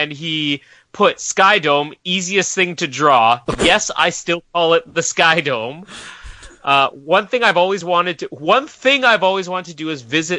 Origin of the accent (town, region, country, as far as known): Canada